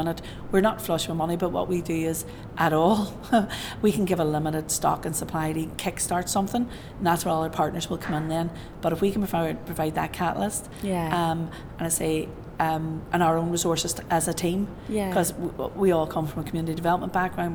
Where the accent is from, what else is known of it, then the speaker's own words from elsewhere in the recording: Northern Ireland, United Kingdom; I'm from Northern Ireland